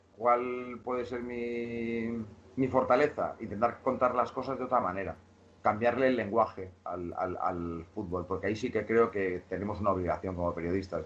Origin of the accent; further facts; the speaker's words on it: Mallorca, Balearic Islands, Spain; moved away as an adult; also born or lived in Barcelona; De la zona de donde yo soy, en Mallorca, hay una albufera muy grande